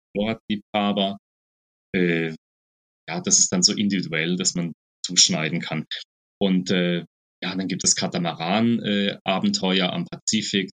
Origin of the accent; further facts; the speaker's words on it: Black Forest, Baden-Württemberg, Germany; moved away as an adult; now in Costa Rica; ich als gebürtiger Schwarzwälder